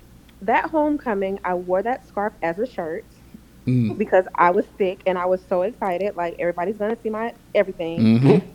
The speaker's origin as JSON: {"language": "English", "town": "Stone Mountain", "region": "Georgia", "country": "United States", "said": "I'm from Stone Mountain."}